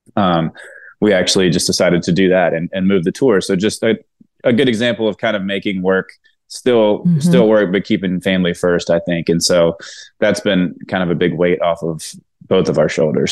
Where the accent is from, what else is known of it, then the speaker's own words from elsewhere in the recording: Mississippi, United States; moved away as an adult; now in Nashville, United States; I'm from Mississippi, so it kind of rolls off the tongue a little bit